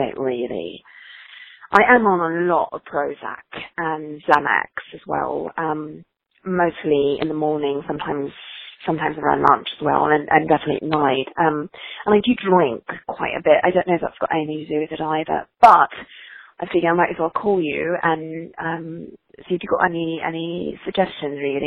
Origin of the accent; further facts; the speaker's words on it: England, United Kingdom; I'm English